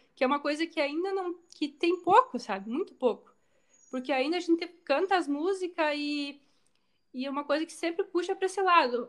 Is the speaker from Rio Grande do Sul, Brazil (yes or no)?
yes; Rio Grande do Sul, Brazil; é o gaúcho, é nós